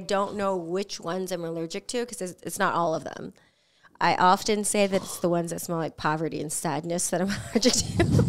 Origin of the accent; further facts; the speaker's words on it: San Diego, California, United States; teenager growing up in San Diego